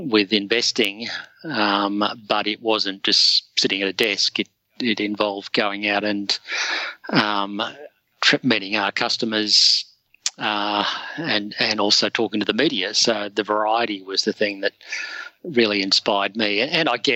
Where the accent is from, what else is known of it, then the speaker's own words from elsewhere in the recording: Sydney, New South Wales, Australia; I grew up in Sydney's Northern Beaches